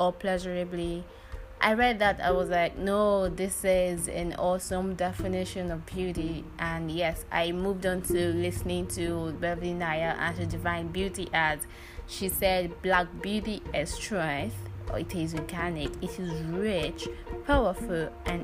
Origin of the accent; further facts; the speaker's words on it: Nigeria; I'm a black woman, I'm a Nigerian